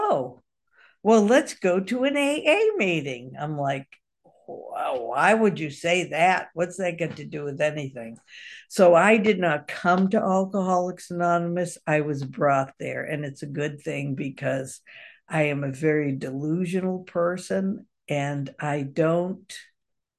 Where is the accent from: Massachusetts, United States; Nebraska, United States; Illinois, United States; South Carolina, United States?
Massachusetts, United States; now in Kentucky, United States; I grew up on the East Coast in Massachusetts.